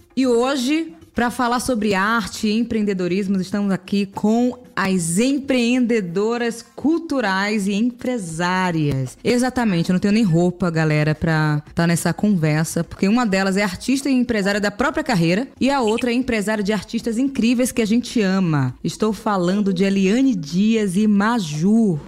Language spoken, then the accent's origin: Portuguese; Brazil; para as pessoas que vieram de onde eu vim, ou seja, das periferias do Brasil